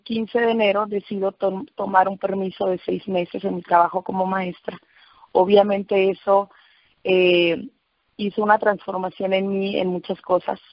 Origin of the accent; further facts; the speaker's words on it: Autlán, Jalisco, Mexico; Utlán, Jalisco, de donde soy eh, nativa